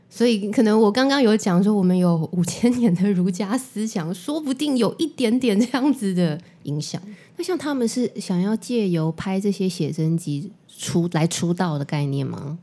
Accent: Taiwan; 我们生在南国，台湾还是比较幸福的

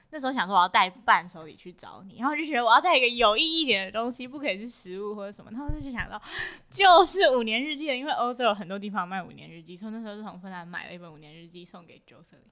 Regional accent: Taiwan; 我台湾人

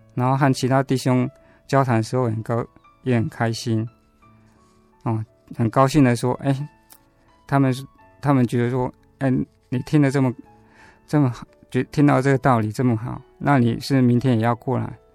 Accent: Taiwan; 我其实是出生在台湾的传统信仰家庭啊

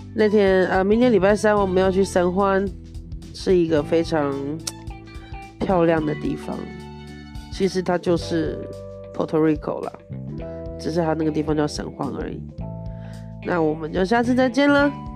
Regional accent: Taiwan; moved away; 我是在台湾出生的， 然后我是台湾人

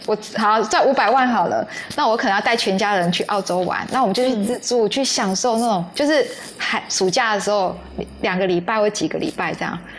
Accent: Yunlin County, Taiwan; 其实我跟楚文很像，因为楚文是高雄人，我是云林人啊。

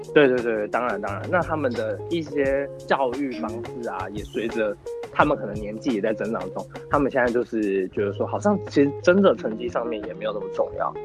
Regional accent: Yilan County, Taiwan; moved away; 国小的期间，我有转回，我有转到宜兰过一次，因为宜兰是我老家

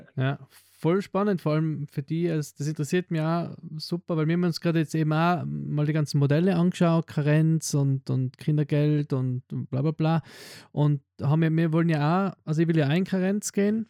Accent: Tyrol, Austria; Bei uns in Tirol sind halt Hausgeburten

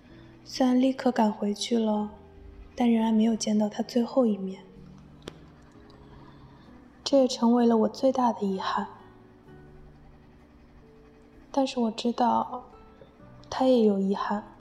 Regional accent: Jiangnan, China; moved away as an adult; now in Busan, South Korea; 我现在呢是在釜山大学念研究生。我的故乡是一座美丽的江南小城。

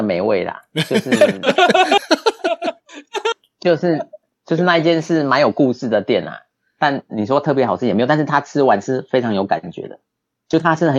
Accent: Chiayi, Taiwan; 你这样讲，我想以我们嘉义人真的蛮多爱玉的。我记得以前家政课也有教做爱玉啊，

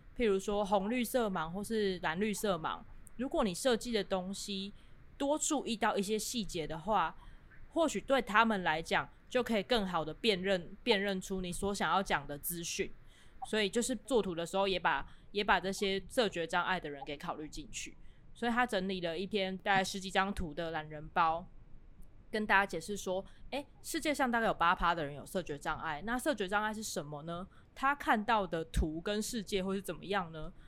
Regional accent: Kaohsiung, Taiwan; 因为我是高雄人嘛

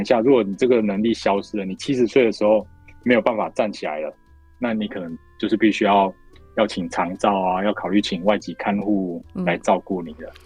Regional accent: Taiwan; 我们台湾人在年纪大了以后

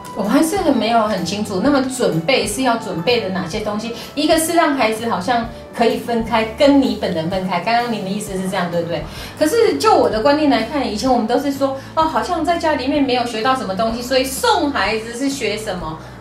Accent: Taiwan; moved away as an adult; 也没有三个月我们就回台湾了，因为受不了，在台湾又待几个月，又再过去哈。

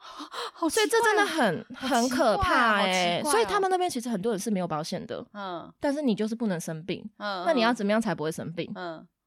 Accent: Taiwan; 然后像我们台湾人就会觉得很谦虚，然后做事情都默默的埋头苦干

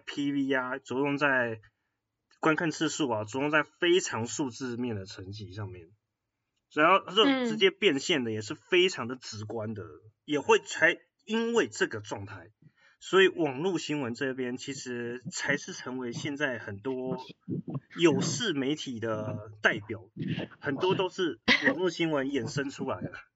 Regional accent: Taiwan; 我们台湾人确实某部分媒体素养的教育，我们这个年代是没有这种课的

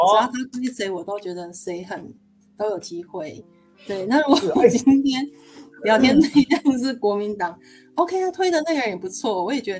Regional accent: Taiwan; 我们台湾人

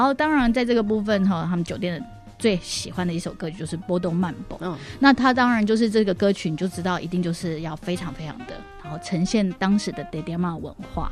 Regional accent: Taipei, Taiwan; first language Mandarin; 我其实完全在台北是没有看过这件事情的

